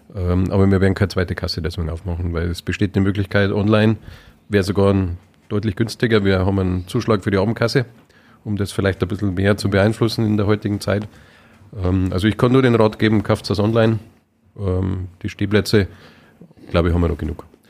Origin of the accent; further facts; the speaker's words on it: Munich, Bavaria, Germany; also born or lived in Upper Palatinate; now in Weiden, Germany; bin ja, gebürtiger Münchner, wenn man vielleicht immer noch ein bisschen hört, kein äh, eingeborener Oberpfälzer